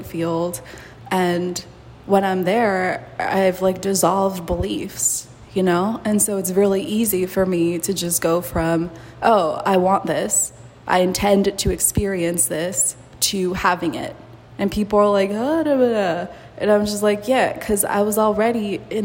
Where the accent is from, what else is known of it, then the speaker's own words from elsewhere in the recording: Mexico; moved away; also born or lived in United States; I've never thought of myself as Mexican, even though I was born there. I've never thought of myself as American.